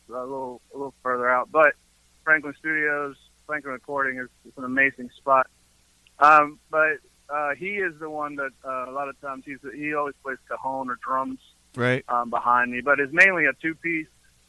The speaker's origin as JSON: {"language": "English", "country": "Peru", "said": "He knew I was from Peru, so I became that brown guy."}